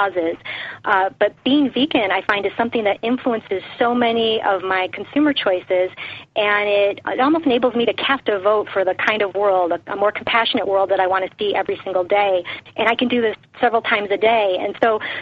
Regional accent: Detroit, Michigan, United States; I grew up in Detroit, Michigan, in a very meat and potatoes eating family

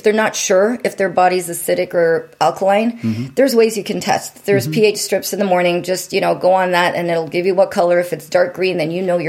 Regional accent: Windsor, Ontario, Canada; moved away as an adult; now in California, United States; Windsor, Ontario. And if you blink your eyes on a map, you might just miss it

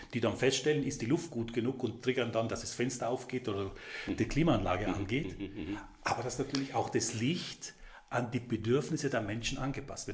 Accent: South Tyrol, Trentino-Alto Adige, Italy; now in Vorarlberg, Austria; Als gebürtiger Südtiroler

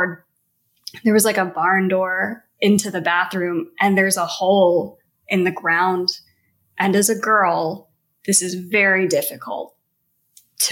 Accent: Missouri, United States; I grew up in Missouri

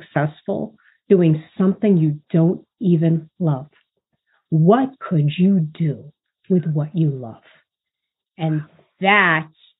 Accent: New York City, New York, United States; I grew up in Brooklyn, New York.

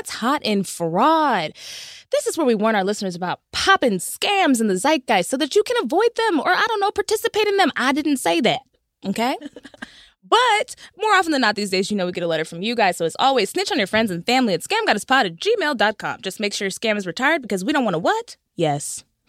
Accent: Texas, United States; I'm from Texas, and I still wonder why people was naming their

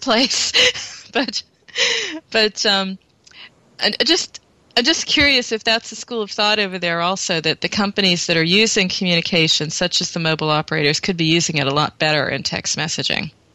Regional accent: United States; now in Germany; I'm American, but I'm living in Europe where it's very different

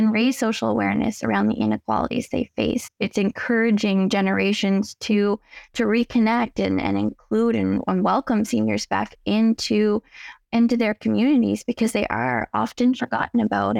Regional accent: Cape Breton, Nova Scotia, Canada; also born or lived in Halifax, Nova Scotia; I was born and raised in Cape Breton

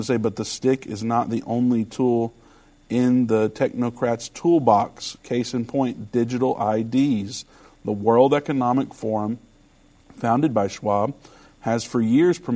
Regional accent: Richmond, Indiana, United States; I might be young, but I am from Richmond, Indiana. So we weren't up with the times necessarily

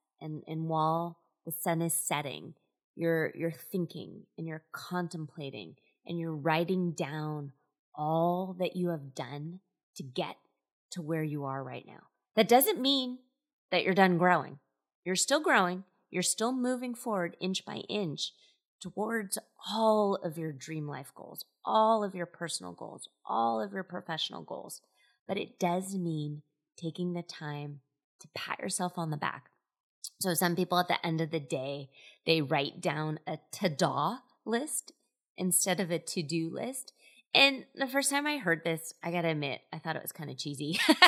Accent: Scotland, United Kingdom; So I joke around quite often that I'm Scottish, and one of the kind of stereotypes of Scottish people is that they're frugal.

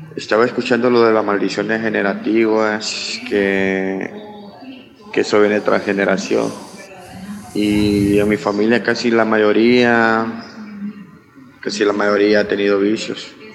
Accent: Honduras; soy de Honduras.

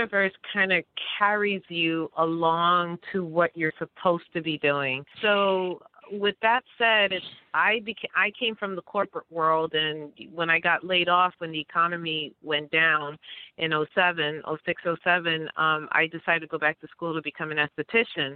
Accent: New York City, New York, United States; moved away; also born or lived in Passaic, New Jersey; I'm from New York City, but I did move to Passaic, New Jersey.

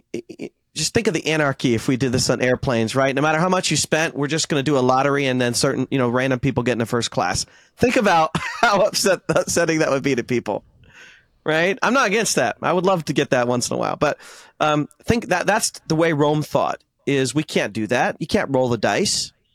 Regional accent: India; Since I'm Indian

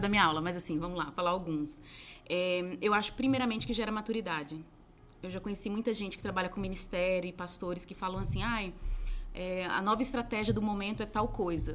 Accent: Recife, Pernambuco, Brazil; Sou de Recife. Meus pais são baianos, eu sou de Recife

